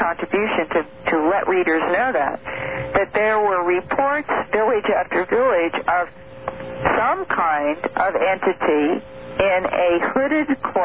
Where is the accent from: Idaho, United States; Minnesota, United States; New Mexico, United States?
Idaho, United States; Boise; I grew up in Boise